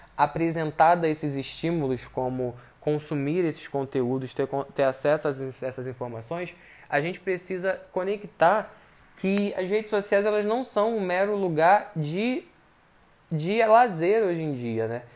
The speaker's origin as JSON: {"language": "Portuguese", "country": "Brazil", "said": "eu, pelo menos como brasileiro"}